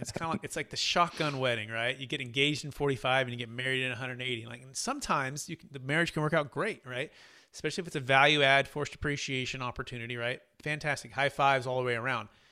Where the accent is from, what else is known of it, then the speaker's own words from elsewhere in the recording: the Bay Area, Sacramento, Northern California, United States; I grew up in Northern California, the Bay Area, in Sacramento